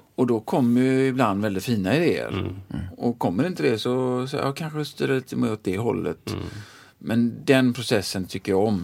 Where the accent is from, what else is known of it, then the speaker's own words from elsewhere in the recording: Sweden; jag är svensk.